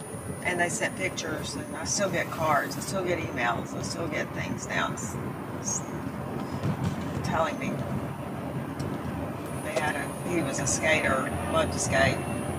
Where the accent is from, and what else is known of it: Dallas, Texas, United States